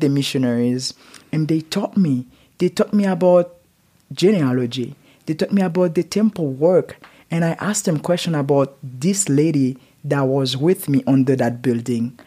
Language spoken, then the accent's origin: English; Port-au-Prince, Ouest, Haiti; English is a second language; now in Utah, United States; I raised in Haiti and born in Haiti